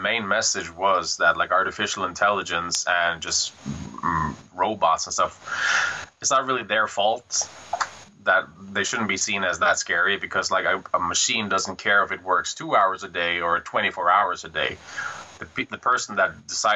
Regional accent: Norway; moved away as an adult; also born or lived in Kristiansand; now in Bergen, Norway; I was living in Fossen, my hometown, during that period.

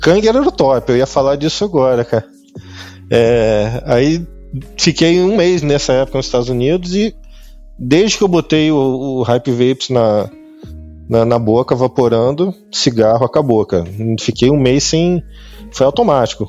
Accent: Rio de Janeiro, Brazil; moved away as an adult; also born or lived in São Paulo; now in Lisbon, Portugal; Sou carioca, sou carioca, sou nascido e criado na, no Rio

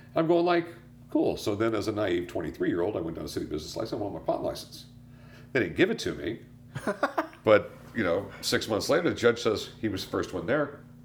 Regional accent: San Diego, California, United States; also born or lived in North Carolina; I grew up in San Diego. Yeah. You know, I was born in North Carolina. My dad was in the Navy. Got transferred to San Diego when I was yeah. like two. Grew up there.

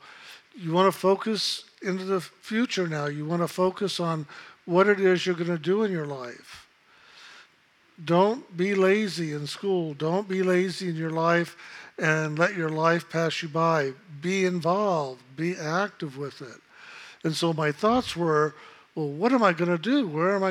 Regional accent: San Antonio, Texas, United States; I came from San Antonio, Texas. I was born at the Knicks Hospital.

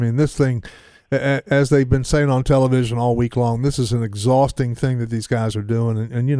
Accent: Southeast, United States; I'm from the Southeast my whole life

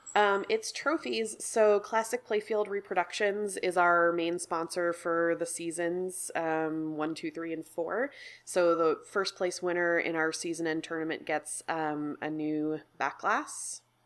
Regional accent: New York, United States; also born or lived in Chicago; now in Portland, United States; I'm from New York and then I lived in Chicago and then moved out to Portland about eight years ago

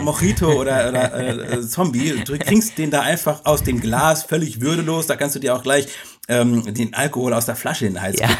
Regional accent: Egypt; now in Germany; Bei uns in Ägypten

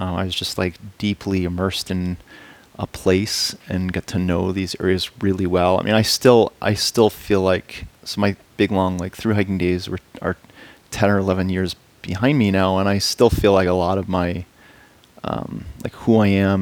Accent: Massachusetts, United States; moved away as an adult; also born or lived in North Carolina / Boulder; So yeah, I grew up in Massachusetts.

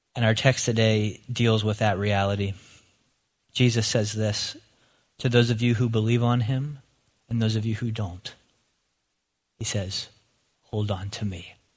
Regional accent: Lancaster County, Pennsylvania, United States; moved away; as a kid growing up in Lancaster County

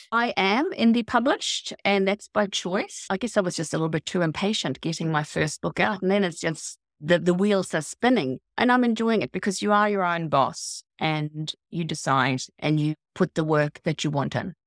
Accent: Gotland, Sweden; moved away as an adult; also born or lived in north of Auckland, New Zealand; now in Auckland, New Zealand; I was born in Gothland, which is an island in the Baltic Sea.

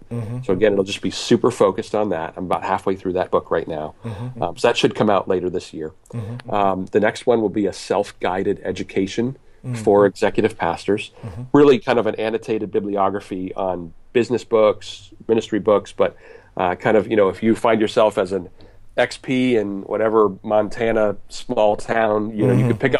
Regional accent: Canada; or as you would say, resources as a Canadian, for executive pastors.

